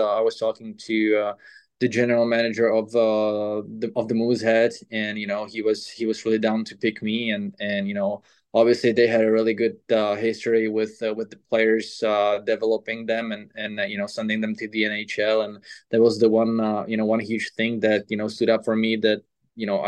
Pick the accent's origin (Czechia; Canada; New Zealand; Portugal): Czechia; Pardubice, Pardubice Region; moved away as an adult; also born or lived in Třinec / Russia; my hometown, Pardubice.